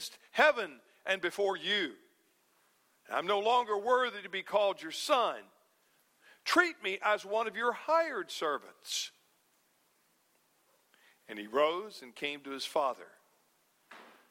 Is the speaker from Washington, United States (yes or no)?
no; North Alabama, United States; When I was a boy growing up in North Alabama